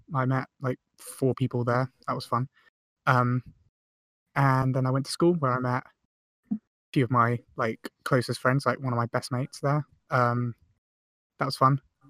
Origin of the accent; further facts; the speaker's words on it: Farncombe, South East England, United Kingdom; also born or lived in Guildford; I was born in Guildford. Yeah. Lived there for 2 years, and then my sister came along, and we moved away from Guildford into, like, 10 minutes away from Guildford into a place called Farncombe, which is where Spike lived as well.